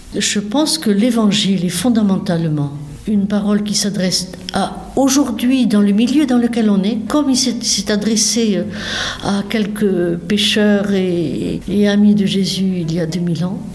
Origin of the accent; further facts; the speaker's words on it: south-west France, France; accent: un petit accent du sud-ouest; now in Versailles, France; je viens du sud-ouest, donc vous allez entendre un petit accent qui demeure